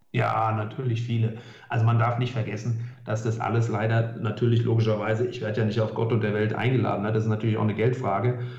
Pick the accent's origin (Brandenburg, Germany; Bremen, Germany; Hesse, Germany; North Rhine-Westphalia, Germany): Hesse, Germany; bei uns in Hessen